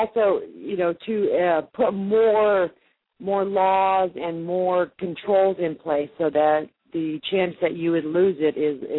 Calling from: Mason, Tennessee, United States; Mason, Tennessee.

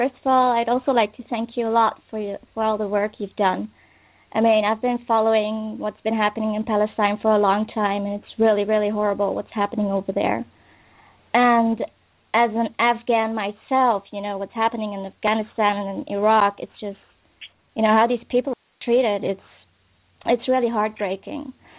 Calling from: Netherlands; Hi, I'm calling from the Netherlands.

